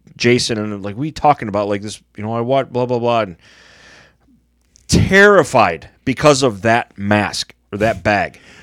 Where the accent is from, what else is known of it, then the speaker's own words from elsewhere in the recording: Michigan, United States; growing up in Michigan